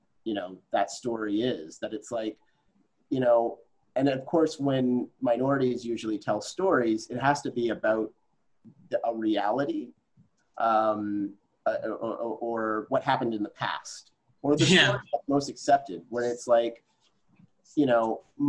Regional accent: Regina, Saskatchewan, Canada; I grew up in Regina, Saskatchewan, which is a predominantly white community.

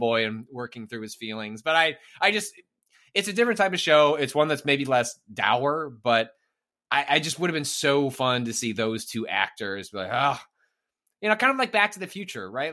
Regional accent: northwest suburbs of Chicago, Illinois, United States; I'm from the northwest suburbs of Chicago

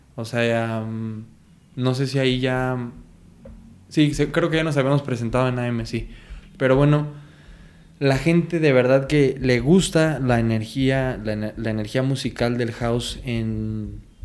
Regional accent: Michoacán, Mexico; nosotros somos de Michoacán

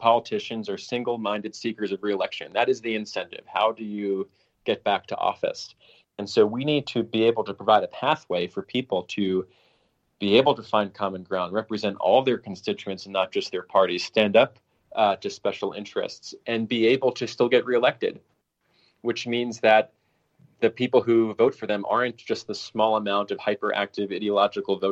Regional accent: Colorado, United States; my home state of Colorado

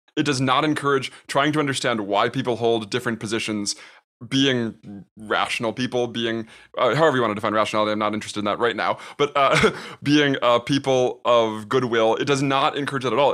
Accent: United States; I'm an American

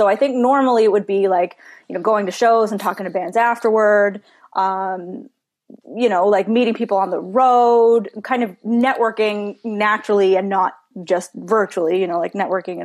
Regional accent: Newfoundland and Labrador, Canada; born or raised there

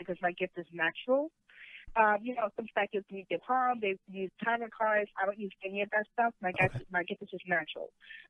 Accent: New York City, New York, United States; moved away as an adult; also born or lived in Manhattan, New York; now in Secaucus, New Jersey, United States; I grew up in Queens, New York, but I spent most of my career in Manhattan.

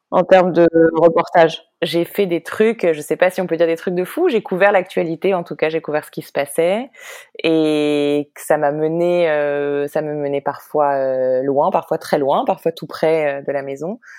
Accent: Paris, Île-de-France, France; moved away as an adult; also born or lived in Israel; now in New York, United States; née, j'ai grandi à Paris, j'ai fait des études à Paris.

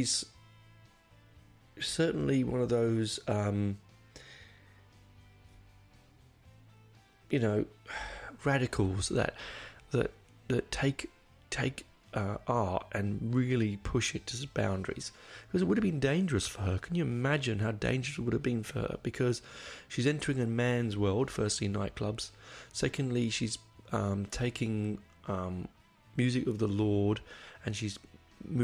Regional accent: England, United Kingdom; accent: English; my English accent

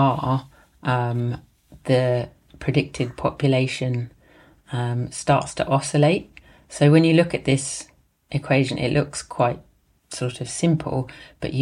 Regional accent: London, United Kingdom; also born or lived in Walthamstow, East London / Edinburgh; I was born in Islington in North London, and now I live in Walthamstow in East London

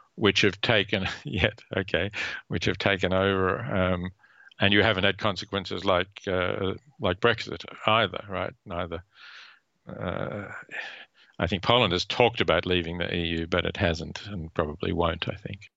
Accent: Australia; I was born in Australia

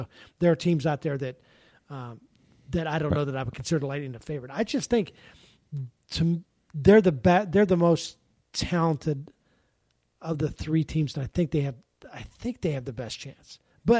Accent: Pittsburgh, Pennsylvania, United States; Growing up in Pittsburgh, there were a couple times where the Steelers.

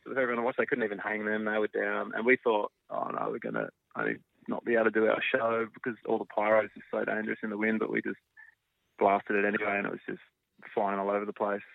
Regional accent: Australia; we're Australian

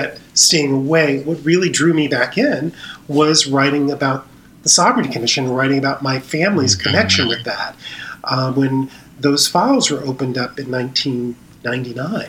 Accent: Mississippi, United States; moved away; my growing up in Mississippi

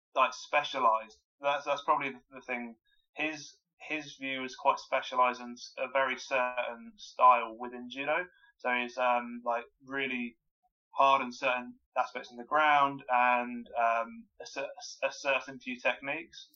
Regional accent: Wokingham, South East England, United Kingdom; So I'm from um, Wokingham in Berkshire, so I grew up in in Berkshire

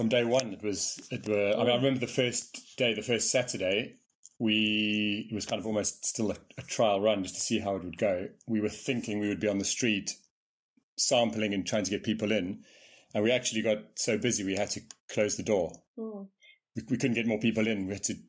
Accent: Johannesburg, Gauteng, South Africa; also born or lived in Manchester, England; I'm from Manchester. From Manchester. I left when I was very young. Yeah. So I went to South Africa. I grew up in Johannesburg, four places. But I'm English at heart. My parents are English.

